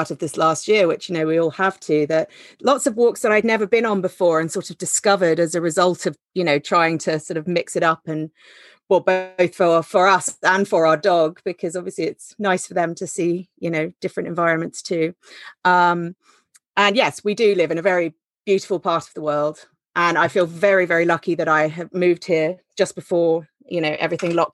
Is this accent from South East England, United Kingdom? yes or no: yes; Henley-on-Thames, South East England, United Kingdom; moved away; I come from Henley originally, but moved back here a couple of years ago.